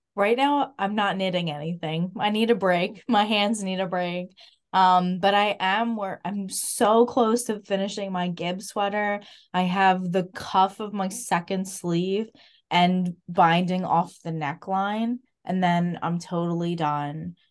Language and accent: English; Clifton, United States; I grew up in Clifton